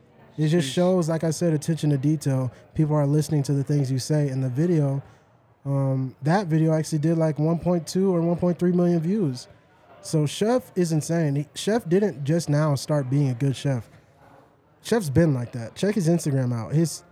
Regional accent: Dallas, Texas, United States; now in Colorado, United States; I'm from the South, so it never snows in Dallas.

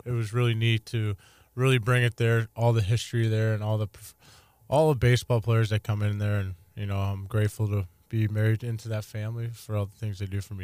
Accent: St. Louis, Missouri, United States; I'm from Saint Louis

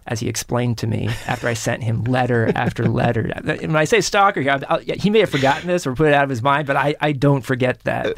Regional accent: Kansas City, United States; Kansas City, where I grew up

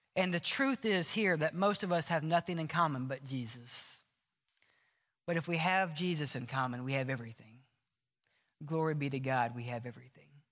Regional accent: Mississippi, United States; now in Alabama, United States; We're in Alabama. I grew up in Mississippi.

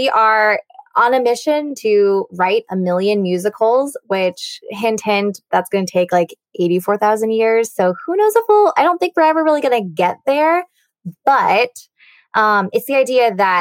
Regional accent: California, United States; moved away; my hometown and California in general, my college there too

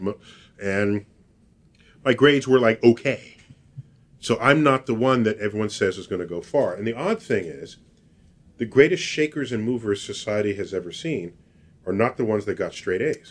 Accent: New York City, New York, United States; I was born and raised in New York City

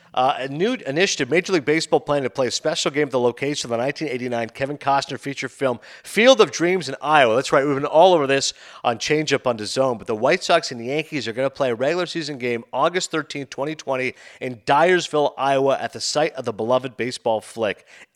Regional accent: Toronto, Ontario, Canada; in Toronto. That's right, in my hometown.

